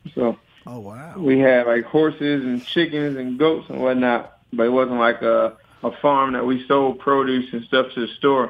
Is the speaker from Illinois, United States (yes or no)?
yes; Illinois, United States; I'm a country boy. I'm from Illinois on the farm